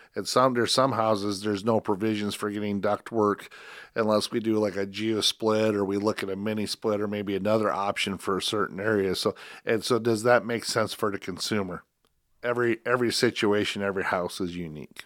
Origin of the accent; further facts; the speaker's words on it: Spencer, Iowa, United States; I grew up in Spencer.